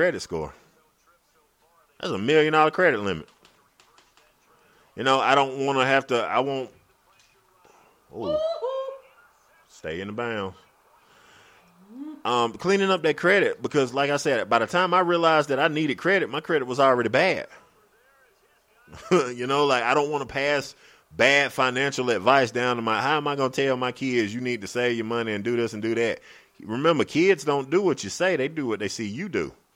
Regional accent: Greenwood, South Carolina, United States; I'm from Greenwood

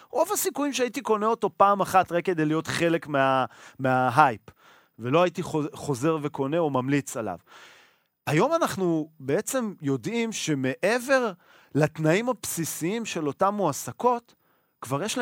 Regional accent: Israel; אנחנו ישראלים.

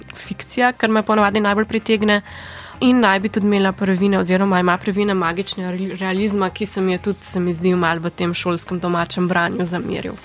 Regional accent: Primorska, Slovenian Littoral, Slovenia; prihajam iz Primorske

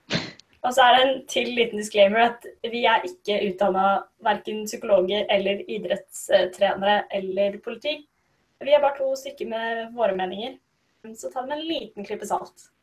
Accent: Norway; Vi som nordmenn

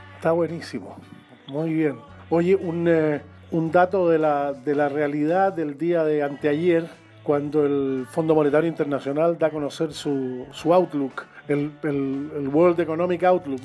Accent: Chile; somos chilenos nosotros

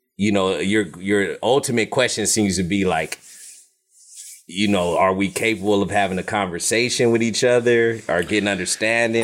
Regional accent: United States; I'm American

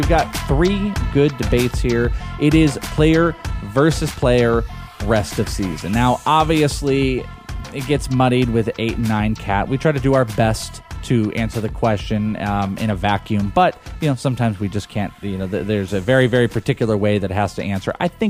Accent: Bay Area, California, United States; I'm from the Bay Area. I'm originally from the Bay.

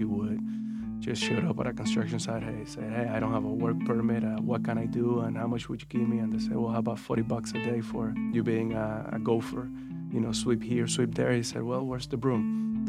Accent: Havana, Cuba; also born or lived in Santiago de Cuba, Cuba; now in Louisville, United States; I was born in Santiago de Cuba, in Cuba, and I moved to Havana when I was very young. My childhood was great, like any other Cuban child.

